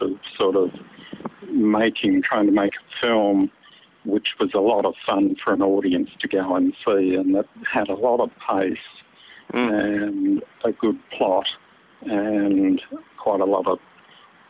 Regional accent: South Australia, Australia; I'm South Australian

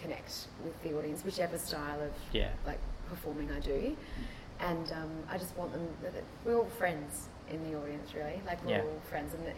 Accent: Adelaide, South Australia, Australia; now in Melbourne, Australia; it is my hometown, and it's the Fringe as well

